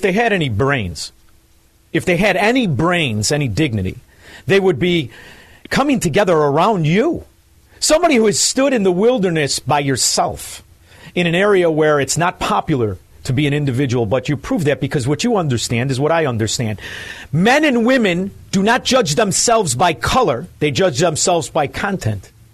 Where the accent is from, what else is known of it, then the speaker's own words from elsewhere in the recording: Illinois, United States; now in Florida, United States; I'm I'm in Florida, but I'm from Illinois